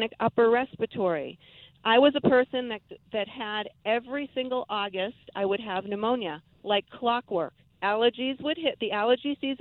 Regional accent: New England, United States; I grew up in New England

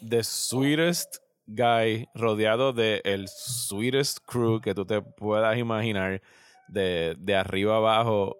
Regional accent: Puerto Rico; yo soy puertorriqueño, yo estaba aquí para María, yo pasé por todo eso

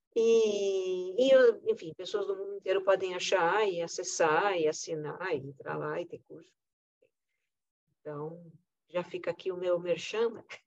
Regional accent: Brazil; eu como brasileira

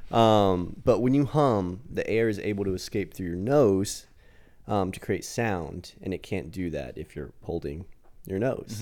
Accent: United States; I'm American

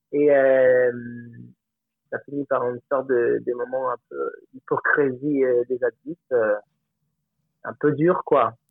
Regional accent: Colombia; French is a second language; moved away as an adult; also born or lived in Alpes-de-Haute-Provence, France; now in France; j'ai 34 ans et ça fait 10 ans que je suis en France. Je viens de Colombie.

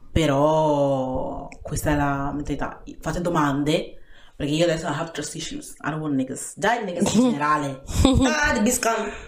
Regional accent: Ghana; now in Italy; io parlo in Ghana perché Ghana è il mio paese

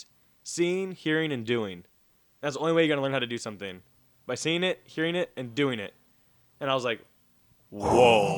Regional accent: near San Bernardino, California, United States; that's right by my hometown

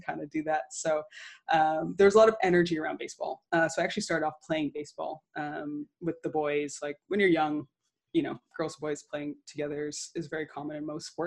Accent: Pickering, Ontario, Canada; moved away as an adult; also born or lived in Toronto / Winthrop (South Carolina); born in Toronto, raised out in the East End in Durham and Pickering

